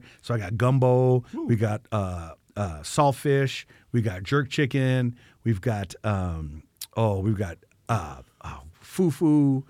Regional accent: Chicago, Illinois, United States; You know, we grew up in Chicago that there was. They were everywhere in Chicago.

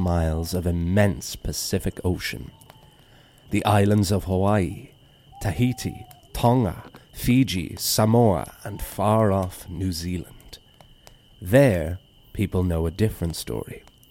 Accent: Ireland; as an Irish person and Irish storyteller

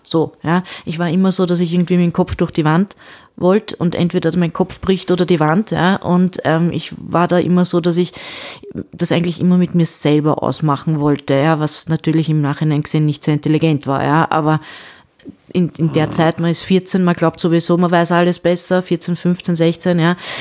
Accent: Vienna, Austria; bei uns in Wien

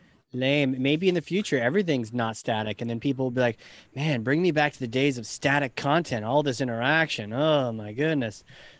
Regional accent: New Hampshire, United States; I'm New Hampshire

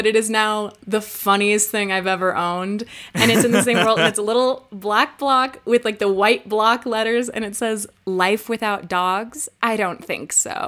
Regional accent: Los Angeles, California, United States; I'm from

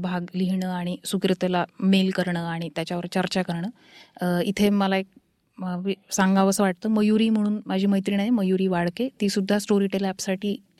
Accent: Paithan, Maharashtra, India; moved away; also born or lived in Aurangabad / Pune; मी मूळची पैठणची आहे आणि शिक्षणामुळे औरंगाबाद आणि पुणे असं आम्ही राहत आलो

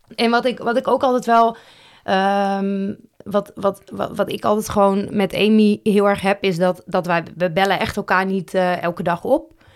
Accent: Roosendaal, North Brabant, Netherlands; also born or lived in Huijbergen; in mijn paspoort staat gewoon Roosendaal en Nispen. Dus ik denk dat dat, of ja, dat is gewoon de gemeente waar ik geboren ben

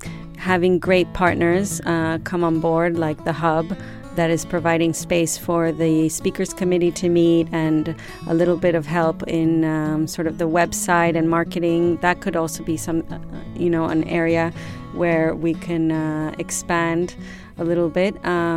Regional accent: Madrid, Community of Madrid, Spain; born there; also born or lived in United States; now in Ibiza, Spain; even though I was born in Madrid, I am also American.

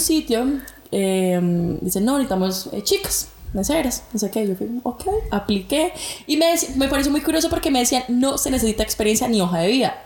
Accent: Bogotá, Colombia; accent: rolo; moved away as an adult; now in Brisbane, Australia; colombiana, de Bogotá, Colombia. Bueno, ustedes saben que Colombia tiene muchísimos acentos y pues nada, rola, rola.

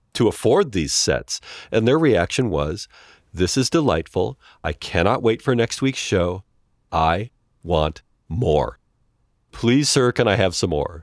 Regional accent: United States; American television

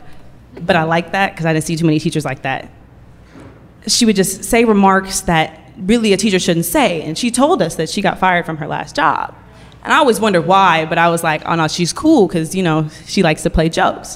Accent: Oakland, California, United States; I'm from Oakland

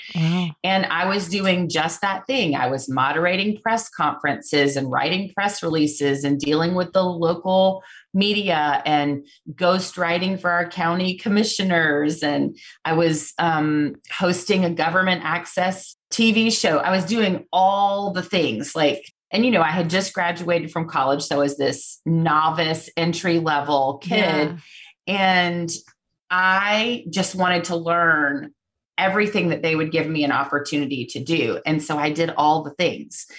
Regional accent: Marietta, Georgia, United States; I grew up just outside of Atlanta, Georgia, in a city called Marietta

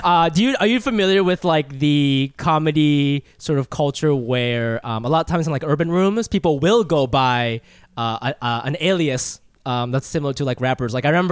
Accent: Ohio, United States; also born or lived in Japan; I grew up in Ohio.

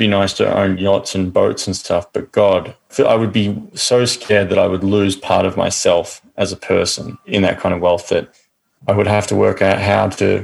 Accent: Australia; I grew up in Australia, very middle-class family

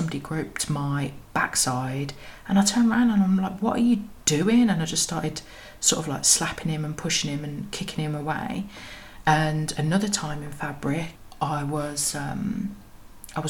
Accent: Birmingham, West Midlands, United Kingdom; moved away as an adult; also born or lived in London; I'm from Birmingham

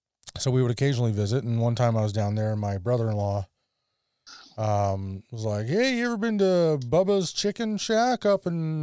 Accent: Canada; Live in Canada, you dork. And then I was unprepared for the spice level. As a Canadian kid who'd lived on

